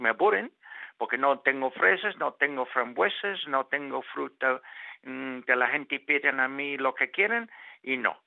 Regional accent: Hong Kong; moved away; nací en Hong Kong eh, hace cuarenta y tantos años

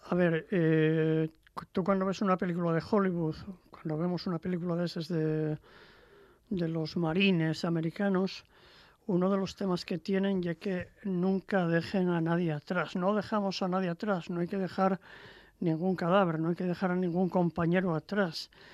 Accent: Langreo, Asturias, Spain; yo soy de, de Sama de Langreo.

